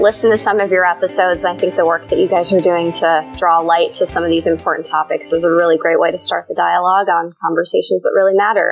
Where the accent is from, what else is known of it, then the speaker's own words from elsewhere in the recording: Colorado, United States; my two older sisters and I were born and raised in the U.S. And I grew up in Colorado